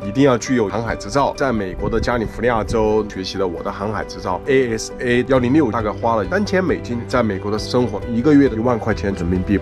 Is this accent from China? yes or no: yes; China; 我们中国人